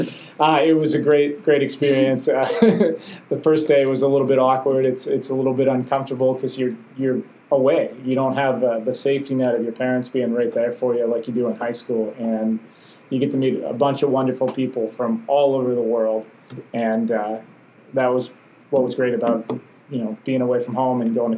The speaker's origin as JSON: {"language": "English", "country": "United States", "said": "I guess for me, being an American, it's still a bit overwhelming that first day."}